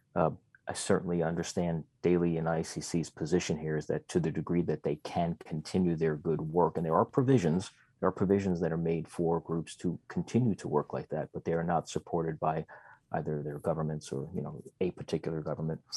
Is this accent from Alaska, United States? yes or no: yes; Fairbanks, Alaska, United States; in my hometown of Fairbanks, Alaska